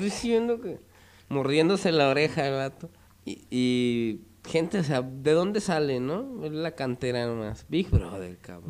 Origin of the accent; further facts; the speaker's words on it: Jerez, Zacatecas, Mexico; yo nací en Jerez